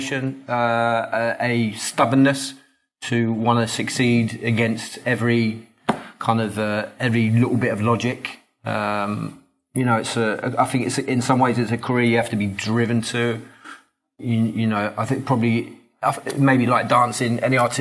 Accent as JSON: {"language": "English", "region": "London", "country": "United Kingdom", "tie": "born or raised there", "said": "I grew up in Islington in North London"}